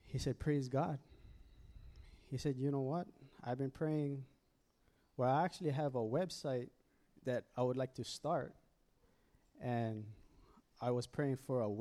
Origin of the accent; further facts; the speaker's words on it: Oahu, Hawaii, United States; moved away as an adult; I'm actually from Oahu, moved up here in 2008